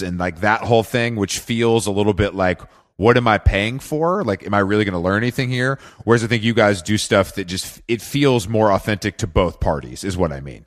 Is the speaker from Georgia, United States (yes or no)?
yes; Atlanta, Georgia, United States; moved away; I'm from the South. I'm from Atlanta originally